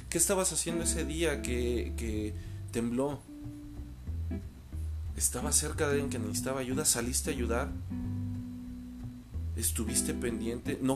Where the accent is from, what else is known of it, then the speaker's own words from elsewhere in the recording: Mexico; hablaré por México porque es lo que me consta, es lo que conozco y es porque es mi tierra, porque es mi gente.